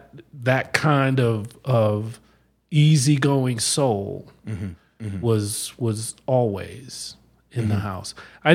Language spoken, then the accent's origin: English; Denver, Colorado, United States; also born or lived in New Jersey; now in Arizona, United States; Well, I grew up in Denver.